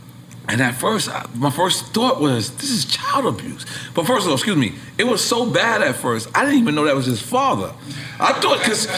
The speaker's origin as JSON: {"language": "English", "town": "New York City", "region": "New York", "country": "United States", "said": "I'm from New York City, so I'm from Left Rack City."}